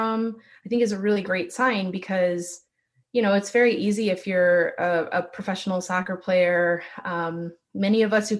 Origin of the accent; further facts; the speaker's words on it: Michigan, United States; I didn't grow up in California. I grew up in Michigan